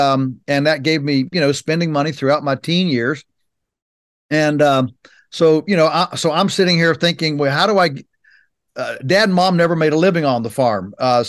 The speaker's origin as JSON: {"language": "English", "region": "Virginia", "country": "United States", "tie": "born or raised there", "said": "So our farm is in Virginia's Shenandoah Valley, which is on the western side of the state. And so we're 3 hours from Washington, D.C."}